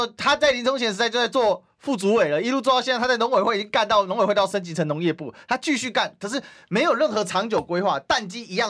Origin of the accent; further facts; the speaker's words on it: Kaohsiung, Taiwan; 其实这是我们高雄人的痛啊，是啊，就是都要载水啊。